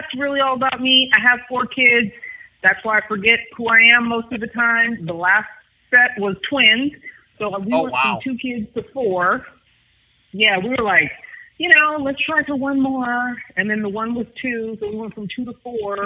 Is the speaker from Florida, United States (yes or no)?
no; San Jose, California, United States; Happy to be from San Jose, California. Most of you guys might know it as Silicon Valley. It used to just be a little town where we would pick cherries and apricots off a tree, and now I can't find a parking spot. So, born and raised there